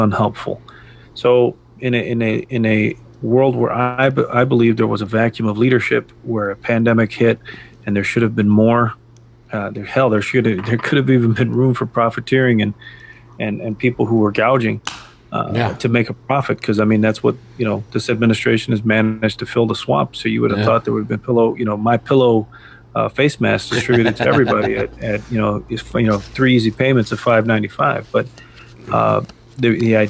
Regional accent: United States; as Americans

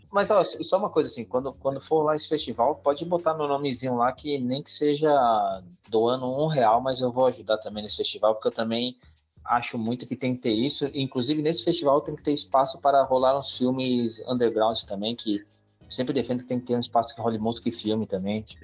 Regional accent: São Paulo, Brazil; sou do Jardim São Luís, do Capão

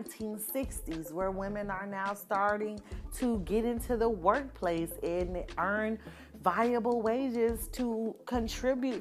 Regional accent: Florida, United States; the godmother of us baddies from Florida

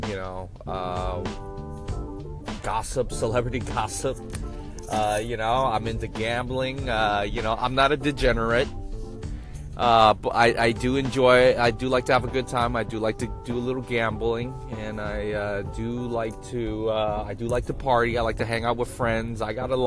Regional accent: Oakland, California, United States; also born or lived in Sacramento; I grew up in East Oakland, from the Bay, born and raised

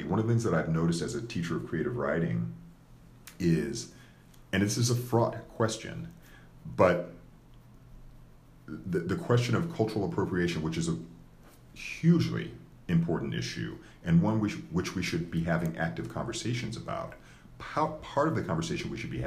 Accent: United States; I was raised here as an American

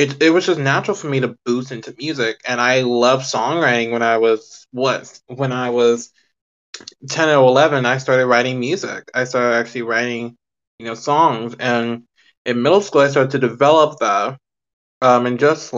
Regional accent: Houston, Texas, United States; I was born and raised in Houston.

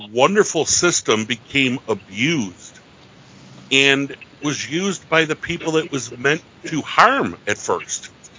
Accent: Buffalo, New York, United States; I'm very proud of my hometown. I'm very proud of being a border baby, being from Buffalo, living on the Canadian border.

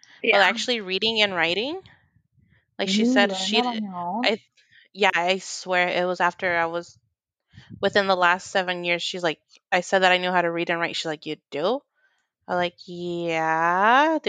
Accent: California, United States; born there; No, I was born in California.

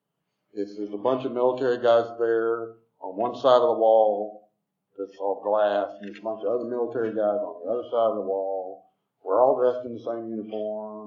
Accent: Southwest DeKalb County, Georgia, United States; also born or lived in Tucker, Georgia; I grew up in Southwest DeKalb

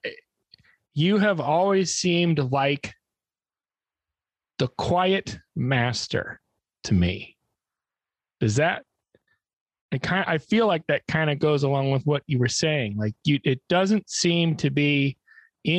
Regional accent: Illinois, United States; we're both from Illinois

